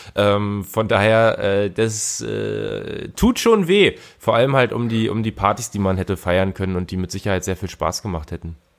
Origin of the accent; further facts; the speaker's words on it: Berlin, Germany; für mich, der äh, tatsächlich auch als Berliner